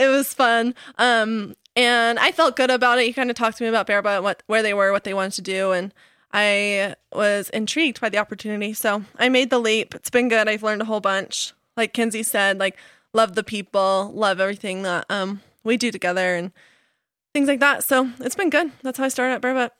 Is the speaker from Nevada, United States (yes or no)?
yes; Las Vegas, Nevada, United States; now in Utah, United States; I'm a total city girl. I grew up in Las Vegas. But since I moved to Utah